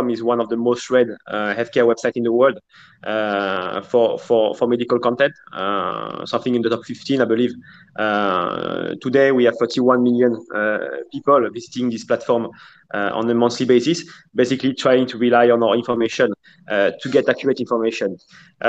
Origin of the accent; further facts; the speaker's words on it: France; moved away as an adult; now in Indonesia; I'm originally from France, and I first arrived in Indonesia 8 years ago